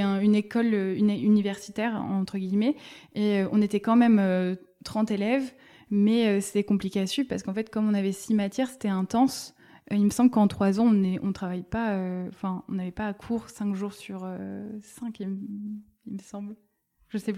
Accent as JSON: {"language": "French", "town": "Bordeaux", "region": "Nouvelle-Aquitaine", "country": "France", "tie": "born or raised there", "said": "Oui, je viens de Bordeaux. Je suis née à Bordeaux, j'ai grandi à Bordeaux."}